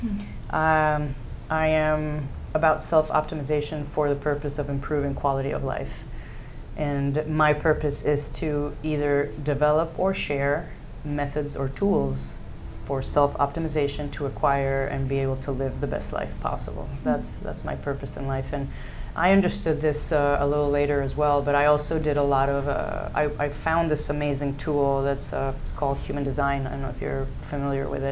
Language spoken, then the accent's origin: English; Mexico; first language English; also born or lived in United States